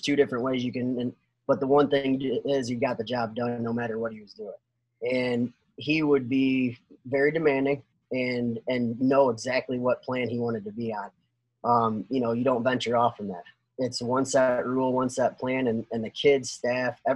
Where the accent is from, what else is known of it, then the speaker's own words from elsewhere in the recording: Northwest Ohio, United States; I'm from Northwest Ohio.